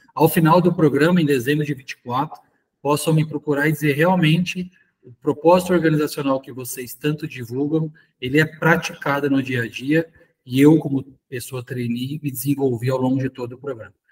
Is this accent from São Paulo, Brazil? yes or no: yes; São José do Rio Preto, São Paulo, Brazil; eu sou nascido aqui em São José do Rio Preto, morei muito tempo em São Paulo